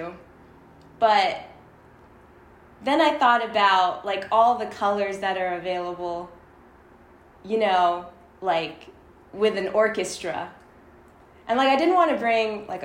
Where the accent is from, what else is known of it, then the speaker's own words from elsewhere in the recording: Toronto, Ontario, Canada; moved away as an adult; also born or lived in Michigan; I was brought up in it, so I'm originally from Toronto